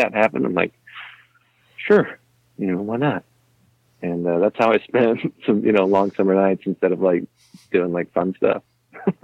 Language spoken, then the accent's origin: English; Lansing, Kansas, United States; I grew up in Lansing